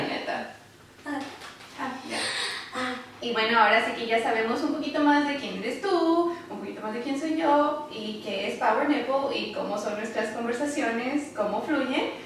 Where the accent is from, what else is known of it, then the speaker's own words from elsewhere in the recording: Ciudad Juárez, Chihuahua, Mexico; now in Dallas, United States; nací, soy de Ciudad Juárez, Chihuahua. Ah, ahorita me encuentro, nos encontramos en Dallas